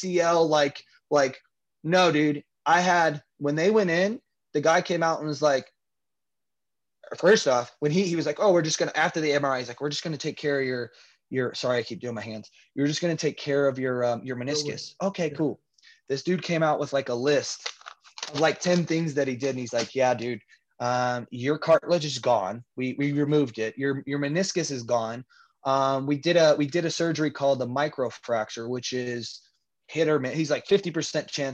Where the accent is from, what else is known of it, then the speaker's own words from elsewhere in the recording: St. Louis, Missouri, United States; moved away as an adult; also born or lived in California; now in Las Vegas, United States; I was from St. Louis